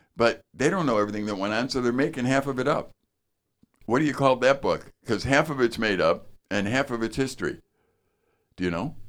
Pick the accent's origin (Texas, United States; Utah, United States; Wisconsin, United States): Wisconsin, United States; northern; I'm from northern Wisconsin.